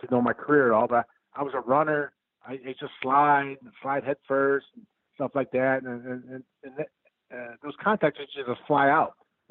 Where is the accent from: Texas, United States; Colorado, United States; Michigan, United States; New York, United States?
Michigan, United States; Detroit; also born or lived in Cincinnati, Ohio; now in Akron, United States; I'm from the inner city of Detroit